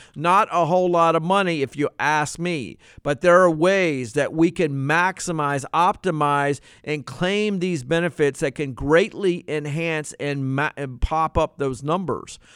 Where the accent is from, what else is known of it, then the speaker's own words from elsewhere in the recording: Norfolk, Virginia, United States; when I was in seventh grade growing up in Norfolk, Virginia.